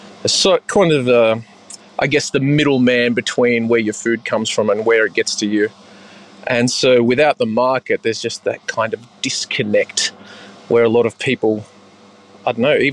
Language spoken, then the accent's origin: English; Little Bay, New South Wales, Australia; I grew up in Little Bay in South Sydney, and so I guess the nearest landmark would be Long Bay Jail. That was down the road from us.